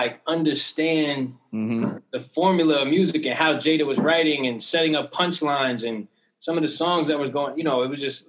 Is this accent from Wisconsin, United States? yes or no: no; New Jersey, United States; I'm from Jersey